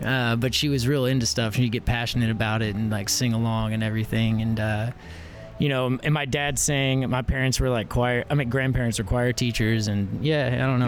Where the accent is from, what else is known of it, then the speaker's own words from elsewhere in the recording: Fort Worth, Texas, United States; also born or lived in Johnson County, Texas; I was born in Fort Worth